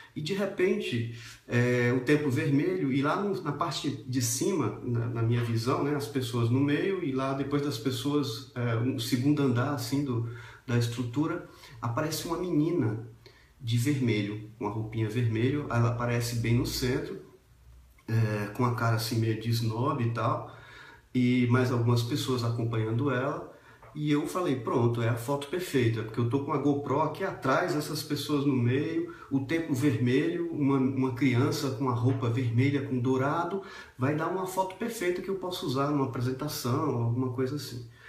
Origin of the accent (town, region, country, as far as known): Brazil